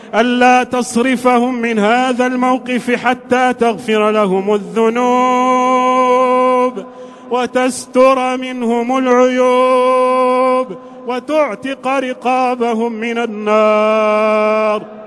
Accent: Morocco; بلدنا المغرب الحبيب

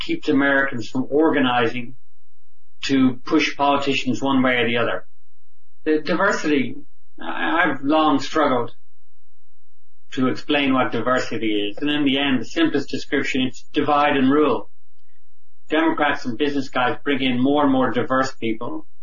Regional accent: Ireland; now in United States; I'm an Irish immigrant

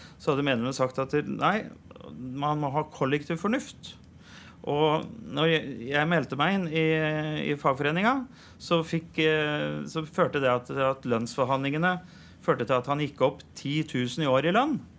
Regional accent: Kornsjø, Østfold, Norway; Jeg har vokst opp på Kornsjø

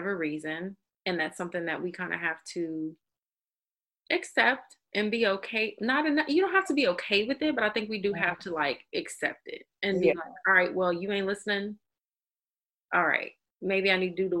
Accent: the South, United States; I'm a Southerner

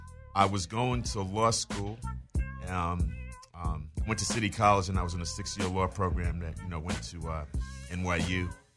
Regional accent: New York, United States; also born or lived in London; that's how I ended up being born in London. But I grew up in New York.

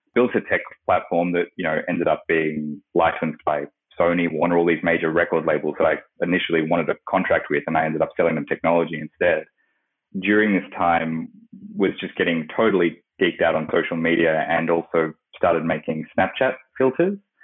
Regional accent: Australia; I grew up in Australia, where I am at the moment

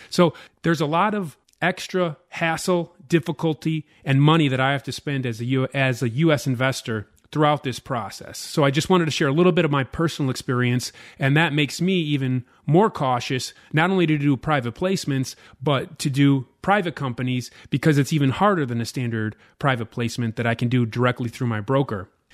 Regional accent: United States; as an American investor

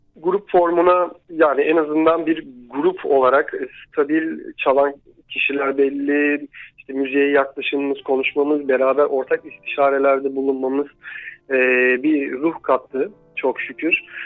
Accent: Giresun, Turkey; moved away; çocukluğunun ya da 20 yaşına kadarki hayatının bir kısmı e, Giresun'da geçen birisi olarak

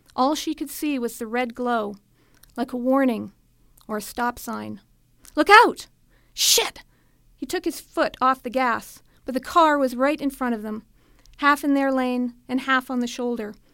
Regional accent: Edmonton, Alberta, Canada; also born or lived in Saskatchewan / Thunder Bay / Japan / Calgary; I grew up in Edmonton. I was born in Saskatchewan, but my family moved here when I was eight.

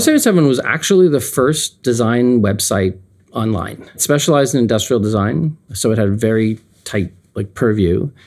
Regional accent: Canada; now in United States; I'm Canadian, still Canadian. I've been here for thirty, thirty-two years

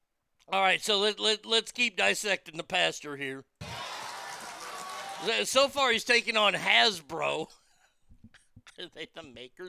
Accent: the South, United States; growing up in the South, being in church, if you didn't stand where the pastor stood, boof, people are going to talk some shit.

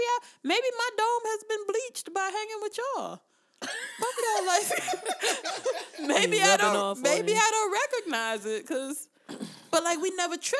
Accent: Germany; now in United States; Like, growing up in Germany, I was just glad to see another black person.

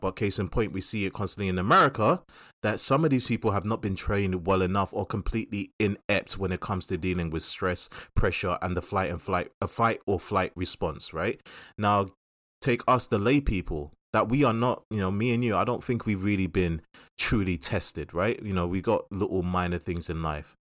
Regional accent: London, United Kingdom; we grew up in Southeast London

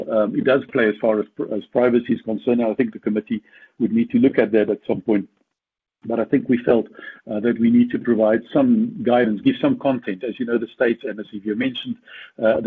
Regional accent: South Africa; I'm from South Africa, as you know, grew up here and studied here

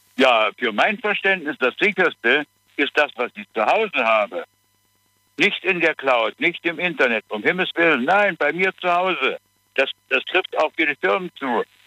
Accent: Dresden, Saxony, Germany; moved away; nicht in Dresden. Da bin ich geboren

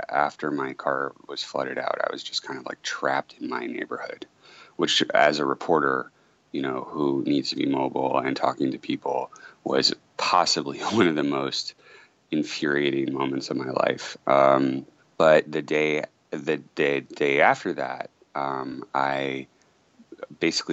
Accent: Massachusetts, United States; moved away as an adult; now in Houston, United States; And I'm from Massachusetts

